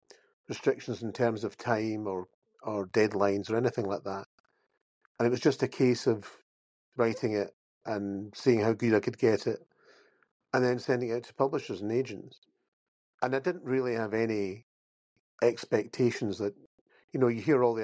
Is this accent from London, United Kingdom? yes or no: no; Campbeltown, Scotland, United Kingdom; I grew up by the sea as well. And in Campbelltown